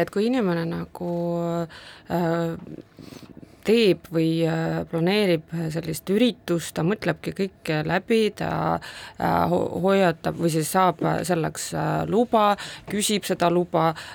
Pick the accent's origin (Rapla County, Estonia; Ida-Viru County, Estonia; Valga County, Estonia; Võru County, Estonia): Ida-Viru County, Estonia; first language Russian; Estonian is a second language; mina olen sündinud Ida-Virumaal